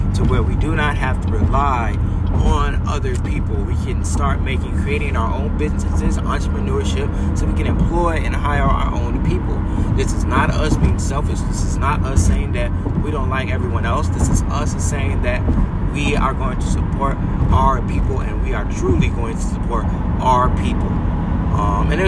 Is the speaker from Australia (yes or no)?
no; United States; I'm American or I'm Afro-American